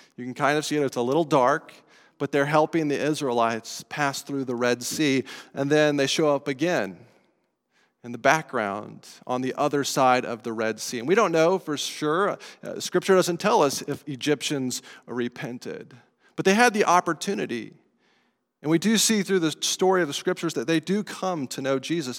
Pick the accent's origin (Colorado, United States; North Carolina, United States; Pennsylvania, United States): Colorado, United States; moved away; I grew up in Colorado